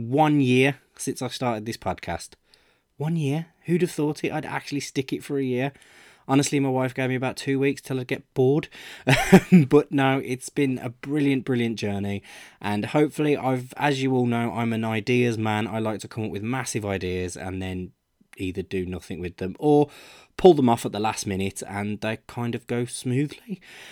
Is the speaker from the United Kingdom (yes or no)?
yes; Birmingham, West Midlands, United Kingdom; Birmingham, my hometown